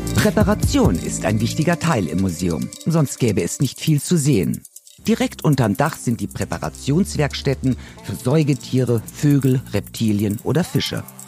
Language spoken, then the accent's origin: German; Berlin, Germany; als Berlinerin